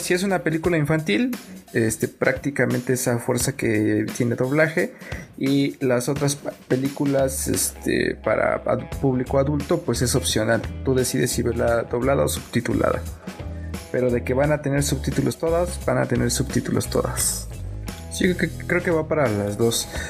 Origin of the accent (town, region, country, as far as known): Mexico